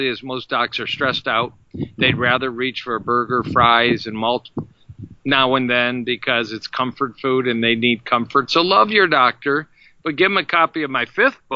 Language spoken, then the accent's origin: English; Detroit, Michigan, United States; I hail from Detroit, Michigan